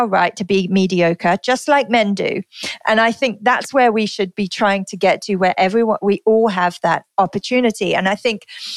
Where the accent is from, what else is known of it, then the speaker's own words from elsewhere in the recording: United Kingdom; moved away as an adult; also born or lived in London; now in Singapore; my home country. So I'm from the UK